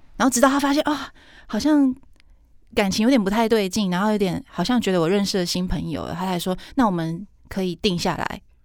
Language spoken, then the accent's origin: Chinese; southern Taiwan, Taiwan; 我南部人